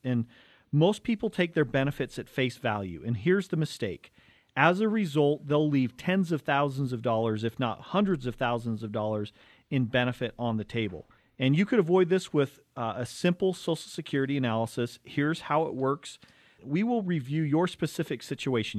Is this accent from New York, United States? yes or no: no; Cottonwood Heights, Utah, United States; growing up in Cottonwood Heights, Brighton High School